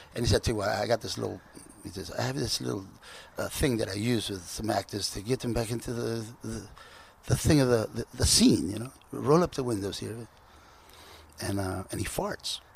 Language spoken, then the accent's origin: English; Compton, California, United States; also born or lived in Sinaloa, Mexico; I grew up in Compton